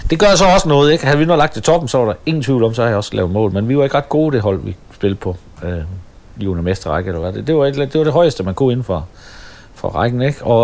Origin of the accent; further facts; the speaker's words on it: Støvring, North Denmark Region, Denmark; så kunne jeg godt mærke, at jeg var kommet væk fra Støvring med alle mine kammerater.